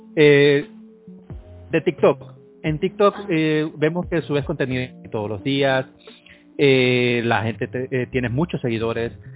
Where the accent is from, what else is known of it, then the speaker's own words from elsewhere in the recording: Honduras; soy de Honduras